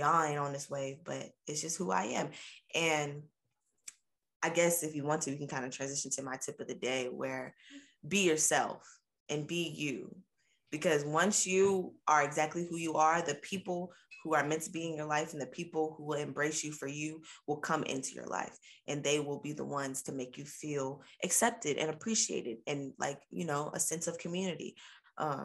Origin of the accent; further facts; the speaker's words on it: Richmond, Virginia, United States; when I was in third grade and I was 8 years old, we moved from Virginia Beach area to Richmond